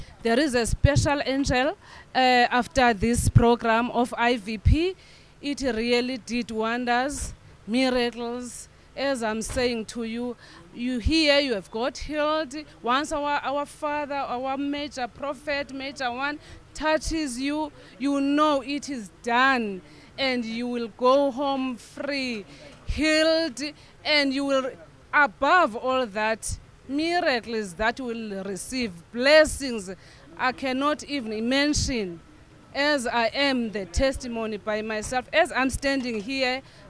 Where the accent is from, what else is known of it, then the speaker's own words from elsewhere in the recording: South Africa; I'm coming from South Africa.